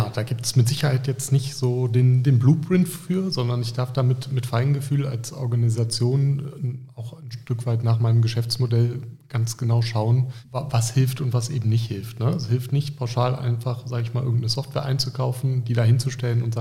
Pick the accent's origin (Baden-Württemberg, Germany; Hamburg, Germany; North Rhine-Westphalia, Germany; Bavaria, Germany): North Rhine-Westphalia, Germany; Düsseldorf; Wer mich kennt, der weiß, ich bin Düsseldorfer